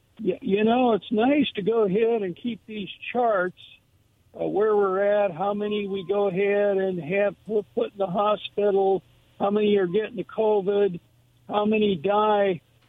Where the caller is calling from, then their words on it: Kennewick, Washington, United States; This is … from Kennewick.